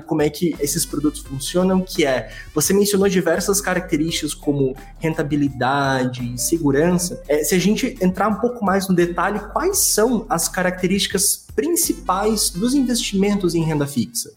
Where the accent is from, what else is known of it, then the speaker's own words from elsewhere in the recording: Brazil; Como brasileiro